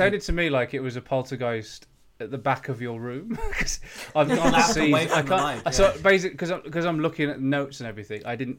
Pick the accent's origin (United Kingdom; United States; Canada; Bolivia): United Kingdom; England; as an English person